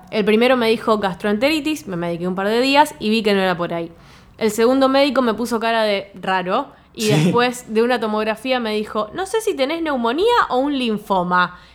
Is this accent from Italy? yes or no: yes; Italy; Spanish is a second language; Soy italiana, así que diré Scotcha.